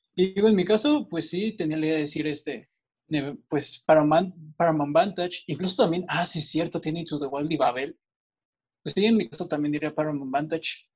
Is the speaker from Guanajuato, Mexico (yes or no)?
yes; Guanajuato, Mexico; yo soy de Guanajuato